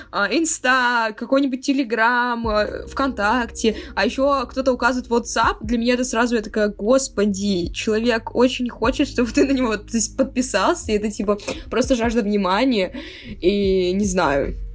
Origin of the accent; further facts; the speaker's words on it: India; Я, я из Индии.